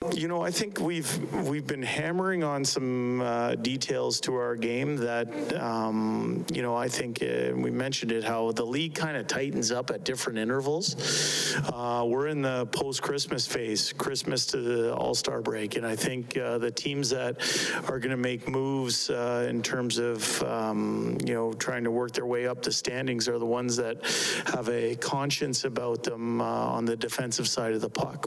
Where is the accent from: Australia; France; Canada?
Canada; as a Canadian